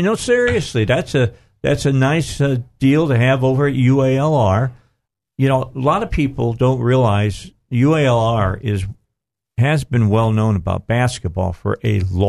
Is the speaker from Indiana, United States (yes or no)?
yes; Indiana, United States; moved away; Hey, I'm from Indiana.